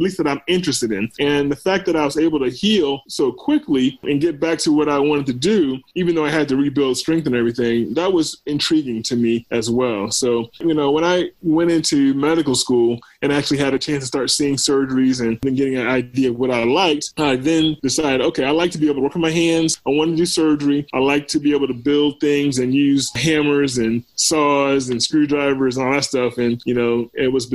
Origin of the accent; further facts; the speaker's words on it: Hampton, Virginia, United States; moved away as an adult; also born or lived in Baltimore, Maryland / Atlanta, Georgia; I was born in Baltimore and was actually born at Johns Hopkins. And, you know, it's funny, I made my way back there for medical school and residency some, you know, 22 years later. I grew up in Virginia. I went to high school down in Hampton area, Hampton, Virginia